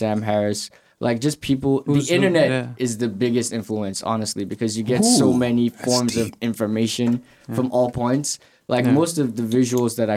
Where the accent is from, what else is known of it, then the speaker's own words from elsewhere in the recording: Lagos, Nigeria; moved away as an adult; also born or lived in Canarsie, Brooklyn; now in United States; I grew up in Lagos, Nigeria. So that's where I'm originally from. Like, most of my life was in Lagos, Nigeria.